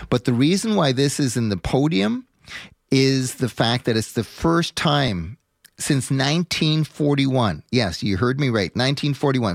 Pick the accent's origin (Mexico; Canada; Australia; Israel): Canada; being a Canadian